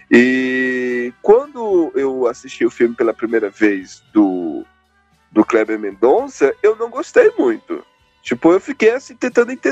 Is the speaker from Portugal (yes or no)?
no; Northeast Region, Brazil; Eu vim do Nordeste, caramba.